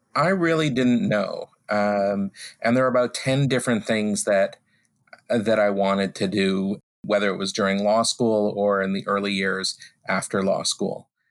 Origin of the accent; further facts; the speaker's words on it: Vancouver, British Columbia, Canada; moved away as an adult; also born or lived in United States / Toronto; now in Ottawa, Canada; I grew up in Vancouver